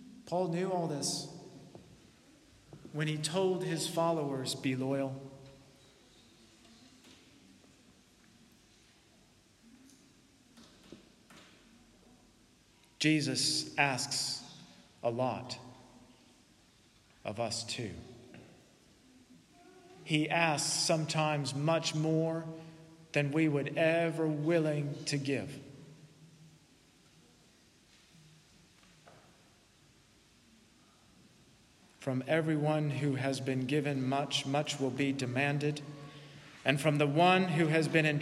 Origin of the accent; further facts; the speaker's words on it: United States; as an American